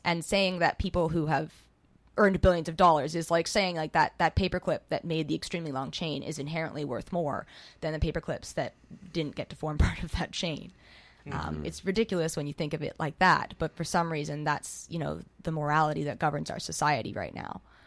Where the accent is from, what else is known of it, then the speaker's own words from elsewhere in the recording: Squamish, British Columbia, Canada; moved away as an adult; now in Vancouver, Canada; I was born here in the Riding, but I moved to Squamish when I was about five. I grew up in Squamish, uh, went to school there, and then moved back here um, when I was 18 to go to school